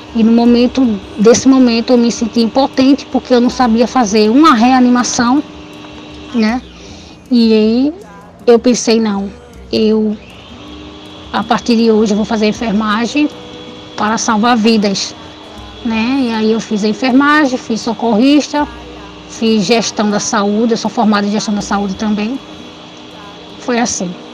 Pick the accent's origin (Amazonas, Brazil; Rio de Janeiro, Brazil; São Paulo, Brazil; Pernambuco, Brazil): Pernambuco, Brazil; Recife; now in Olinda, Brazil; nasci em Recife, mas quando adolescente fui morar em Olinda até a data de hoje